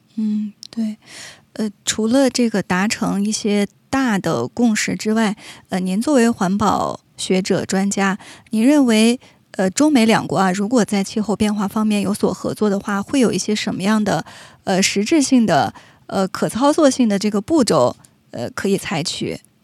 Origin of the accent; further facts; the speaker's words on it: Canada; 我们加拿大人